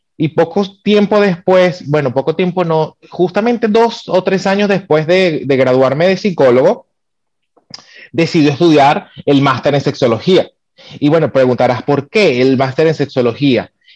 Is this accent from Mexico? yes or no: no; Venezuela; moved away as an adult; soy venezolano